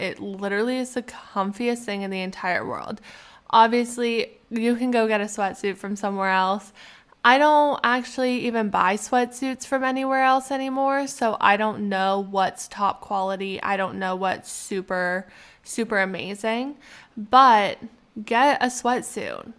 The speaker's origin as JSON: {"language": "English", "country": "Canada", "said": "being a Canadian"}